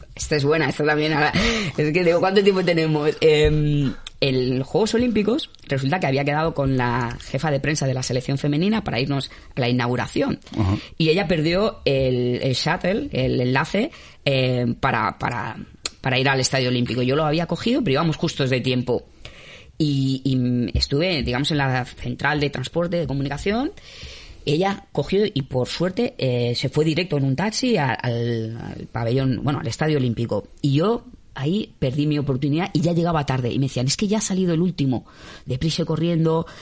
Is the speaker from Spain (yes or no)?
yes; Spain; como buen español